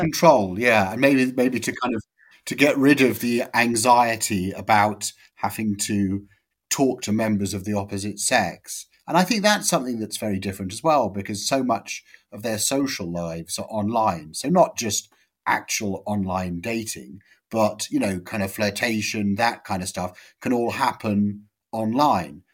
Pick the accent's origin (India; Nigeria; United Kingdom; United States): United Kingdom; Amersham, South East England; I'm from Amersham